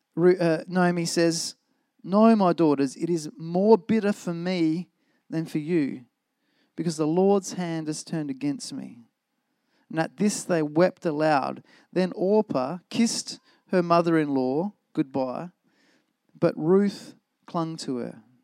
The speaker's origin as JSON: {"language": "English", "country": "Australia", "said": "I love being Australian"}